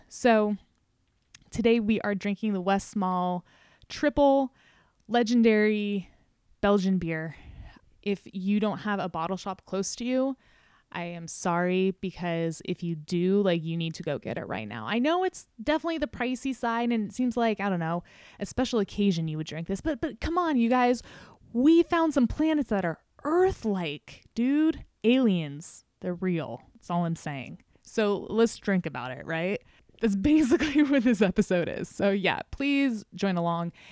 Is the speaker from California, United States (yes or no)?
yes; California, United States; as a Californian